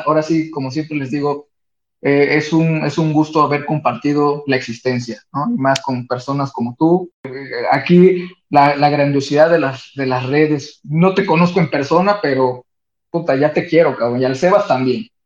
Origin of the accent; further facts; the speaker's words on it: Veracruz, Mexico; soy jarocho y me voy a los fandangos